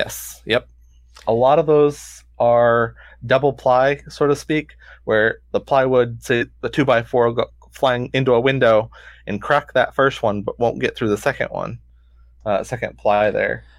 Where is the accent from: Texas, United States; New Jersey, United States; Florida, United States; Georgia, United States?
Florida, United States; St. Petersburg; I grew up in Saint Pete